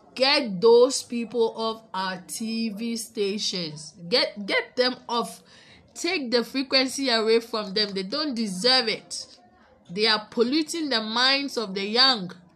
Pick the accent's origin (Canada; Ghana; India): Ghana; and we are Ghanaian, so we are here